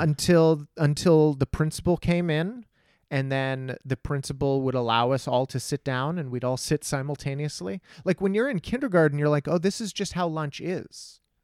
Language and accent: English; Texas, United States; growing up in Texas